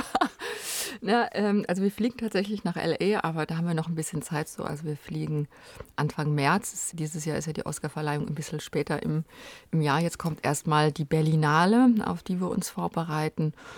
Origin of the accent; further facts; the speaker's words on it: Kerpen, North Rhine-Westphalia, Germany; also born or lived in Frechen / Cologne; aufgewachsen bin ich da in Kerpen in der Nähe von Köln